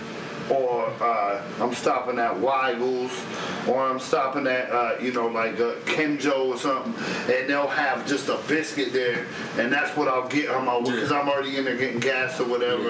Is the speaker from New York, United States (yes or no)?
yes; New York, United States; moved away; growing up in New York